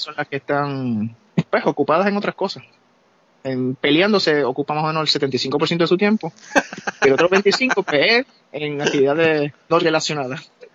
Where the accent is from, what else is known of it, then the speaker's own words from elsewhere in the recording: Puerto Rico; moved away; nosotros somos de Puerto Rico